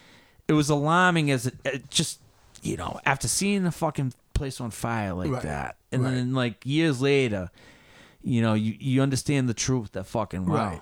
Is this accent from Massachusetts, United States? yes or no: yes; Hopkinton, Massachusetts, United States; I grew up in Hopkinton.